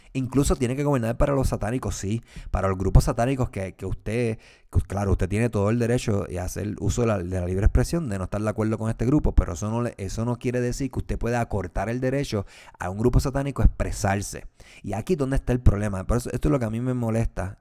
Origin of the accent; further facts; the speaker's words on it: Puerto Rico; yo soy puertorriqueño y obviamente lo que sucede en mi país me preocupa